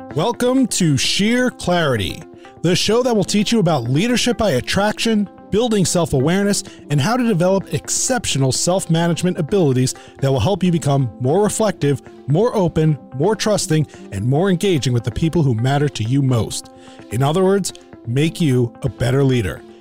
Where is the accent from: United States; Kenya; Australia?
United States; Cleveland, Ohio; my hometown in Cleveland, Ohio